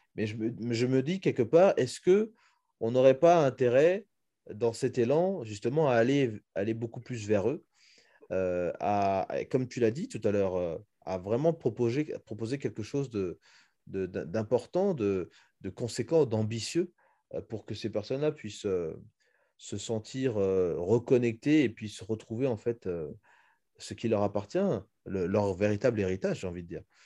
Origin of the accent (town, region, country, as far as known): Republic of the Congo